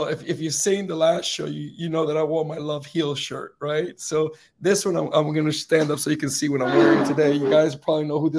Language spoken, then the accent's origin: English; Northeast, United States; and I grew up in the Northeast. So in the Northeast, right, and during the heavy winters, right, you would travel along the path, you know, when the streets was full with snow